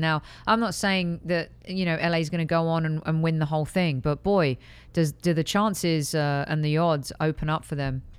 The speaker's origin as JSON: {"language": "English", "country": "United Kingdom", "also_born_or_lived": "Europe", "moved": "as an adult", "lives_now": "United States", "said": "as a Brit coming to the U S"}